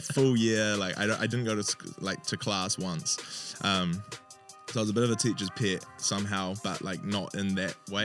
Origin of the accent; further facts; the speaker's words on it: Hawke's Bay, New Zealand; I'm originally from Hawke's Bay